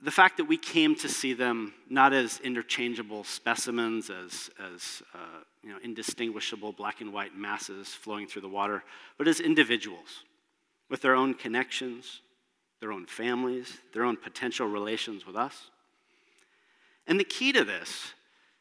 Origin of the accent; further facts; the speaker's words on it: Washington, United States; now in British Columbia, Canada; my home state of Washington, my adopted state, my adopted province of BC